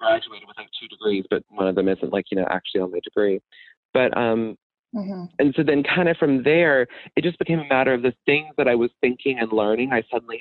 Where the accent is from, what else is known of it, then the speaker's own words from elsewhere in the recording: Birmingham, Alabama, United States; moved away; my hometown of Birmingham, Alabama